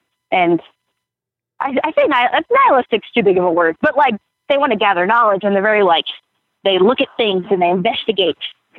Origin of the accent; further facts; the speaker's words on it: Lafayette, Indiana, United States; I'm calling you from Lafayette, Indiana. The thriving metropolis.